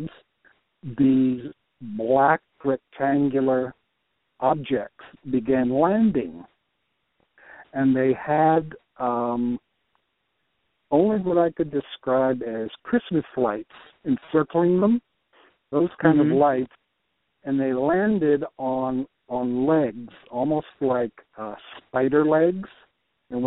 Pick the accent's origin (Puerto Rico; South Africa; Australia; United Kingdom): Puerto Rico; moved away; also born or lived in Michigan / Brazil / New York / Texas; I was born in Puerto Rico.